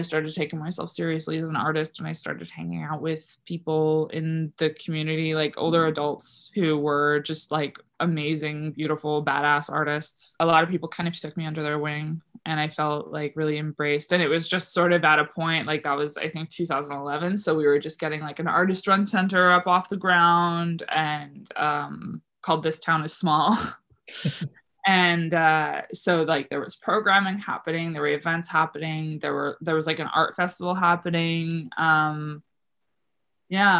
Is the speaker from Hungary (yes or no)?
no; Hebron, Prince Edward Island, Canada; moved away; also born or lived in O'Leary / Charlottetown; I grew up in a place called Hebron, which was like 20 minutes outside of O'Leary.